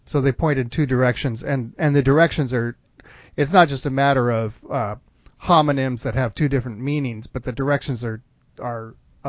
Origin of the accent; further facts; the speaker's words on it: Contra Costa County, California, United States; I grew up in Contra Costa County in California.